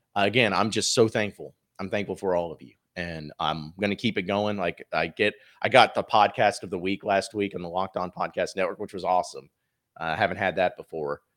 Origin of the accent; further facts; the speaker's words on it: Fayetteville, Arkansas, United States; also born or lived in Dallas, Texas; Grew up in Fayetteville, went to the University of Arkansas